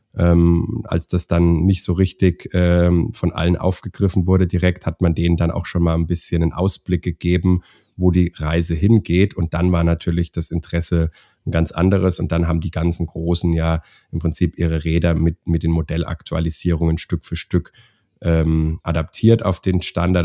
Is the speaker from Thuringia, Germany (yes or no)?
no; Schweinfurt, Bavaria, Germany; also born or lived in Augsburg; bin selber Deutscher, ähm, bin auch gebürtig aus der Ecke Schweinfurt